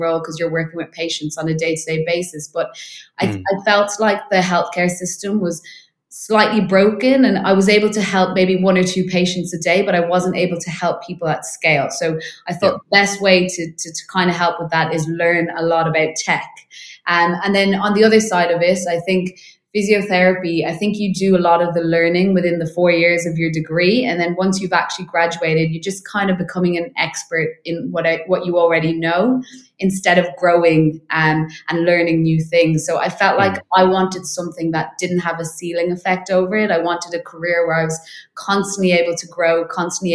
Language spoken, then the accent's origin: English; Dublin, Leinster, Ireland; moved away as an adult; now in London, United Kingdom; I am originally from Ireland, in Dublin, so moved over to London about 2 years ago